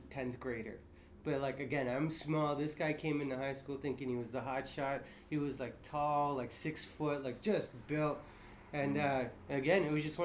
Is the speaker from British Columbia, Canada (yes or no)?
no; Cambridge, Ontario, Canada; also born or lived in Calgary, Alberta; So I left Calgary when I was about 5. And probably the first fight was in Cambridge here.